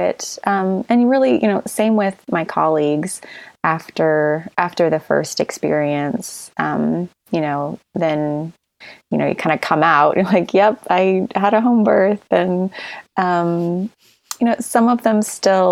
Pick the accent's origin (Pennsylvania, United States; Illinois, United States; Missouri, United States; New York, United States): Missouri, United States; now in California, United States; I'm from Missouri and I live in California now, but so my parents were in Missouri